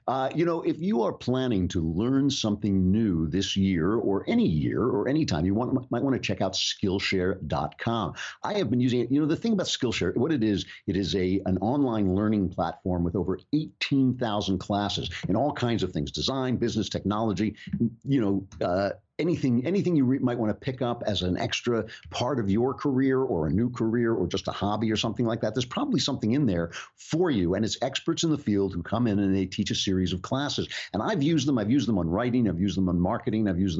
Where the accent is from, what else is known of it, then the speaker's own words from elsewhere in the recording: United States; As an American